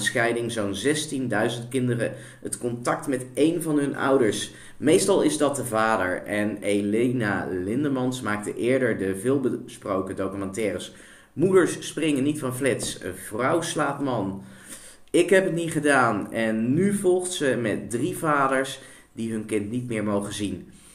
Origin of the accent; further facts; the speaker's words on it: India; now in Netherlands; in mijn geboorteland, India